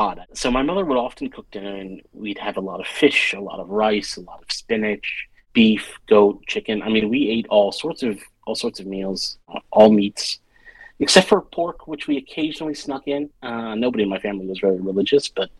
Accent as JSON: {"language": "English", "area": "a suburb near Philadelphia", "region": "Pennsylvania", "country": "United States", "tie": "born or raised there", "said": "I grew up in a suburb near Philadelphia, and I'm the first generation born in America"}